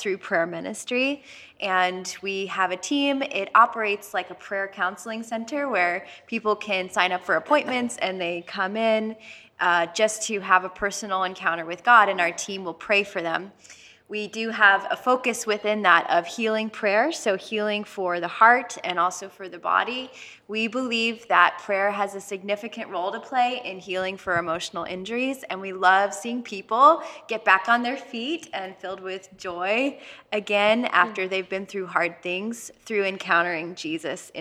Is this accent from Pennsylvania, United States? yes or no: yes; Philadelphia, Pennsylvania, United States; I grew up in the Salvation Army in Philadelphia